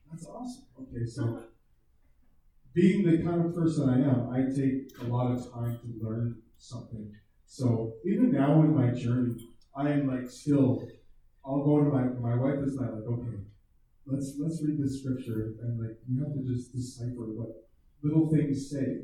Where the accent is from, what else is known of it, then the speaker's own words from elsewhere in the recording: outside of Toronto, Ontario, Canada; I grew up in a, in a small town outside in, uh, in Ontario, outside of Toronto. And, uh, we were definitely not a religious family at all.